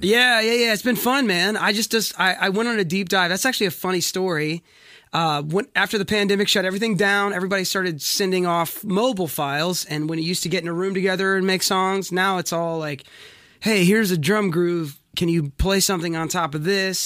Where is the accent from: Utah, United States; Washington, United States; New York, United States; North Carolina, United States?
North Carolina, United States; Wilmington; now in Franklin, United States; I was born and raised in Wilmington, North Carolina